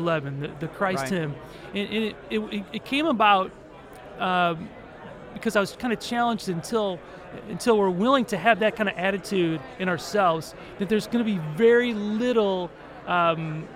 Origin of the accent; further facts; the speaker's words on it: St. Louis, Missouri, United States; now in Central Missouri, United States; I grew up in St. Louis, and I had relatives, cousins that lived in Florissant and Ferguson